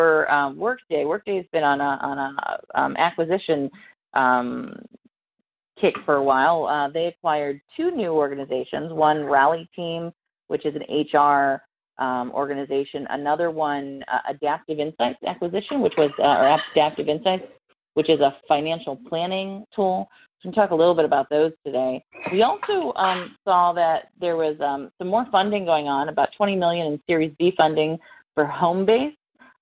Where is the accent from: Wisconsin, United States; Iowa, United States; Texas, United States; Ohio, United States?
Ohio, United States; now in North Carolina, United States; I am in my hometown